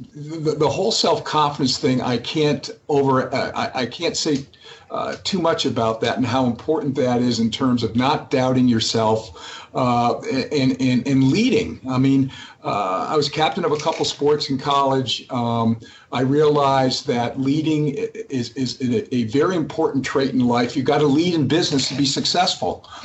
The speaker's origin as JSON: {"language": "English", "region": "Massachusetts", "country": "United States", "tie": "born or raised there", "also_born_or_lived": "New Hampshire", "said": "I actually grew up in Massachusetts uh, playing tennis"}